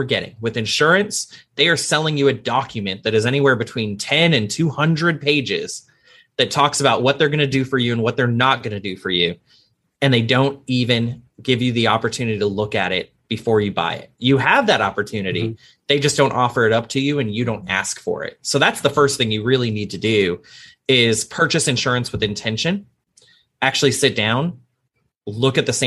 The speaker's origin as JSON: {"language": "English", "town": "Arlington", "region": "Texas", "country": "United States", "tie": "born or raised there", "said": "I'm from Arlington right outside Dallas"}